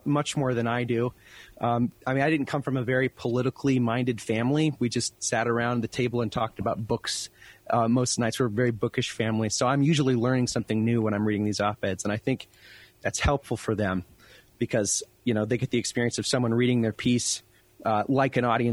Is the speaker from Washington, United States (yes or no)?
yes; Colville, Washington, United States; moved away as an adult; also born or lived in Detroit; my hometown, Colville, Washington